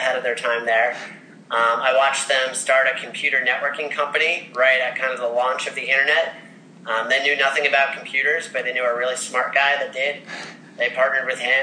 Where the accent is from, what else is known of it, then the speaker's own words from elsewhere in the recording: Ocean Township, New Jersey, United States; I grew up in Ocean Township, New Jersey. It's a little beach town on the Jersey Shore